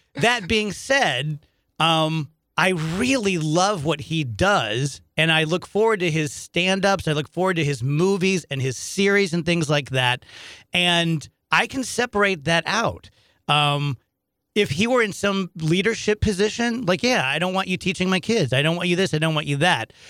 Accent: South Roxana, Illinois, United States; also born or lived in St. Louis, Missouri; I grew up in South Roxanne, Illinois, which is like a suburb of Edwardsville.

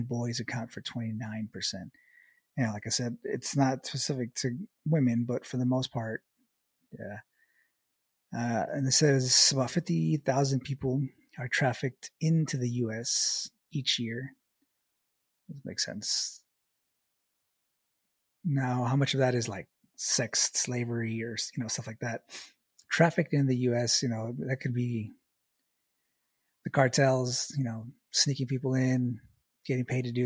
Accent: El Paso, Texas, United States; I was born in El Paso, so way West Texas, right on the border. Like, I live like maybe 100 yards away from the border wall or the border fence

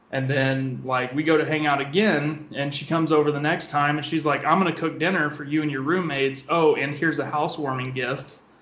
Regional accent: Southeast Missouri, United States; moved away as an adult; now in St. Louis, United States; I'm originally from Southeast Missouri

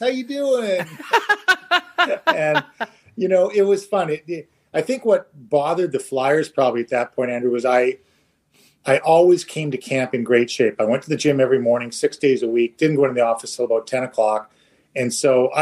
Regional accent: Toronto, Ontario, Canada; moved away; also born or lived in Chicago; my hometown in Toronto

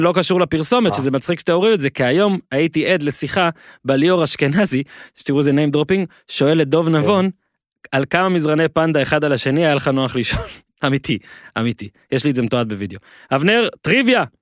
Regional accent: Israel

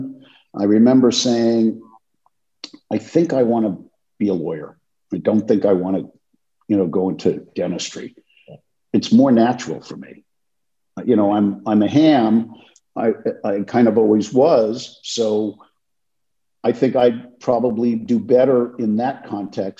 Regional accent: Los Angeles, California, United States; also born or lived in Brooklyn, New York; I grew up in Los Angeles

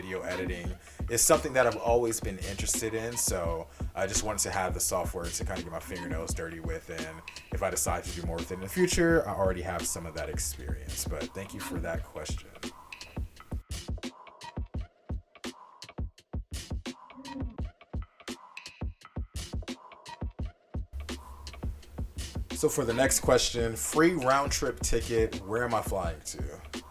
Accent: Los Angeles, California, United States; my hometown, Los Angeles.

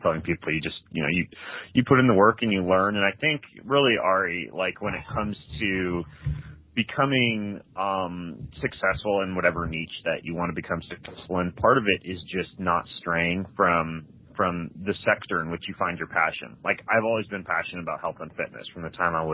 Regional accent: Lewiston, Idaho, United States; moved away as an adult; also born or lived in Moscow, Idaho / Post Falls, Idaho; now in Spokane, United States; I grew up in Lewiston, Idaho, which is like 2 hours from here in North Idaho.

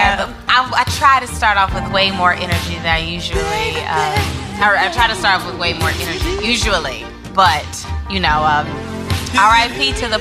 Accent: Midwest, United States; I'm from the Midwest and I should know

